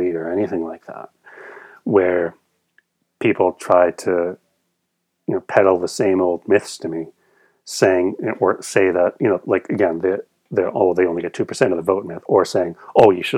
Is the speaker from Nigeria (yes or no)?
no; Canada; I'm from Canada